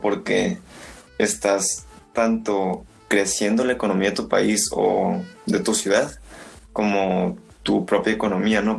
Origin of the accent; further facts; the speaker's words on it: Mexico; como mexicanos